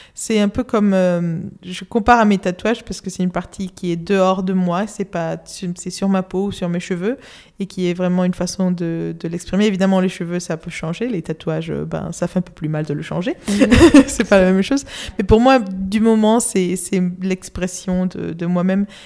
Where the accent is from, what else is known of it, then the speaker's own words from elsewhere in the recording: Madrid, Community of Madrid, Spain; French is a second language; now in London, United Kingdom; j'habite à Londres, mais euh, je suis de Madrid, Espagne, et je parle français parce que j'étudiais à une école française depuis toute petite